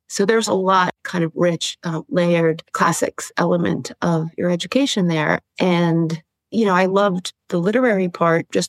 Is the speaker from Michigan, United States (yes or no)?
no; Florida, United States; also born or lived in New York City, United States; I was born in New York and I lived in New York City till I was about five before we moved to Florida